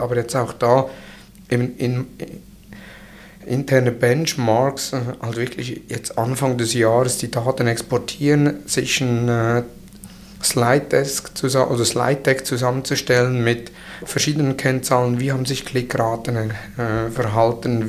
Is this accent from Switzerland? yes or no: yes; Switzerland